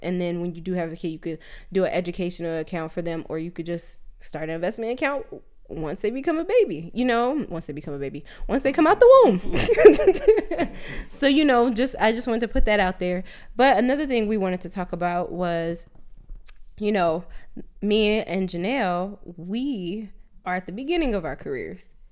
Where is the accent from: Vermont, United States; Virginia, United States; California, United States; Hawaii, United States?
California, United States; Southern; now in Sacramento, United States; we're originally from SoCal, and right now we're in NorCal, right now in Sacramento